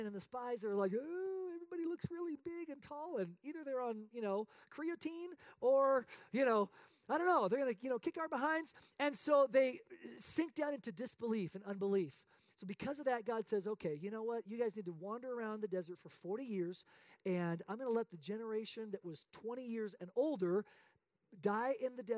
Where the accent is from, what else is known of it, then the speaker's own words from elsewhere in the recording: Spain; I'm a missionary kid born and raised in Spain playing soccer.